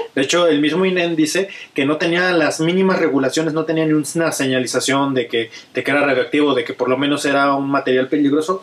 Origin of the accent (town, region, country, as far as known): Mexico